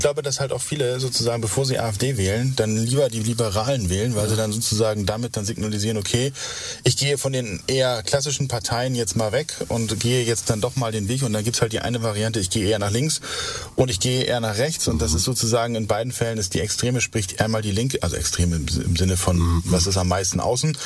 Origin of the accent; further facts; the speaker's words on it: West Germany, Germany; ich bin Westdeutscher